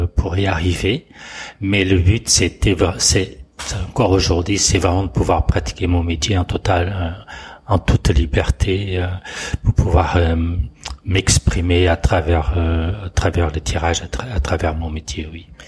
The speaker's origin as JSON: {"language": "French", "country": "Portugal", "tie": "born or raised there", "moved": "as an adult", "lives_now": "France", "said": "je suis né au Portugal. Euh, j'ai fait toute mon, ma scolarité. Euh, mon service militaire aussi"}